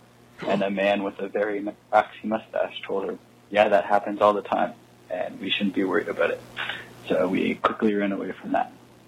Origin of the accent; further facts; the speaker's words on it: Canada; I'm from Canada, but me and my mom are in New York.